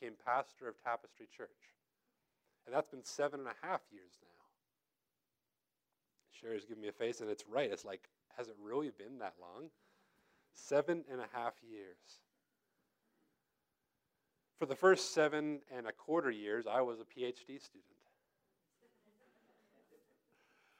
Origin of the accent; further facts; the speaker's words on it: United States; also born or lived in Tennessee; I came up from Tennessee, and I'm originally born and raised here, but I went to school down there. I came back home